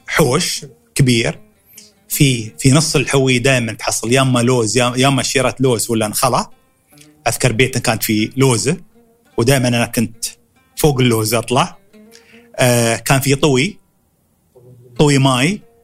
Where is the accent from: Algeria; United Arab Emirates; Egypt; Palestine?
United Arab Emirates; Dubai; born or raised there; accent: Emirati